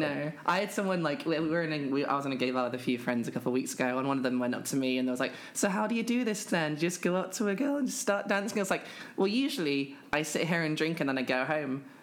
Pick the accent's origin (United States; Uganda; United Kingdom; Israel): United Kingdom; I'm a British trans woman